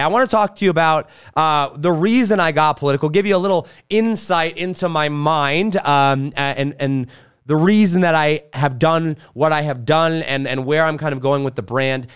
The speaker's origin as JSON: {"language": "English", "area": "suburbs of Los Angeles", "region": "California", "country": "United States", "tie": "born or raised there", "also_born_or_lived": "Wisconsin", "moved": "yes", "said": "I was born in Wisconsin, and at age one, I moved to California, suburbs of, of Los Angeles"}